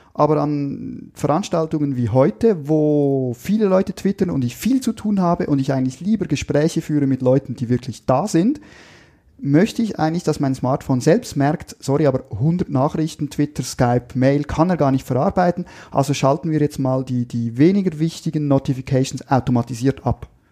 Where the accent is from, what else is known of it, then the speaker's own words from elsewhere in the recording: Switzerland; Da habe ich als Schweizer den Vorteil, dass dadurch, dass wir nicht in der EU e sind